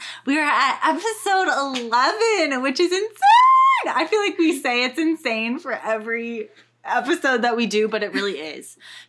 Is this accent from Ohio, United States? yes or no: no; Winter Garden, Florida, United States; now in Los Angeles, United States; I'm from Winter Garden, Florida, and it's a little suburb away from Orlando, about 30 minutes from the park, but it's just a super cute little town, and it has a super historic downtown and lots and lots of fun things to do there.